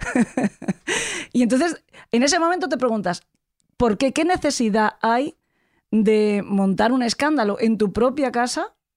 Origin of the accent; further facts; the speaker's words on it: San Vicente del Raspeig, Valencian Community, Spain; Yo soy de Alicante, … también. De hecho, somos los dos de San Vicente del Raspey